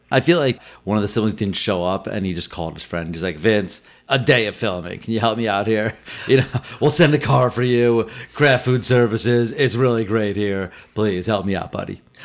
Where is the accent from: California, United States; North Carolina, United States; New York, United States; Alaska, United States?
New York, United States; New York City; as a New Yorker